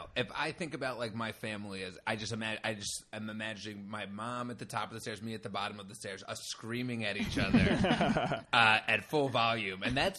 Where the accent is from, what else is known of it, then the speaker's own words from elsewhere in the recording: Cherry Hill, New Jersey, United States; moved away as an adult; also born or lived in Hollywood; now in Los Angeles, United States; I'm from South Jersey, right outside of Philadelphia